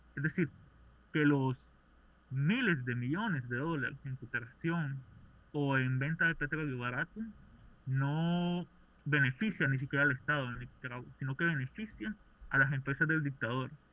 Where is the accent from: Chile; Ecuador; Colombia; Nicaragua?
Nicaragua; soy nicaragüense